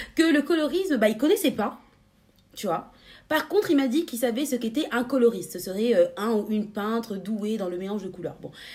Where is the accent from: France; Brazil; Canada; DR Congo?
France; chez nous en France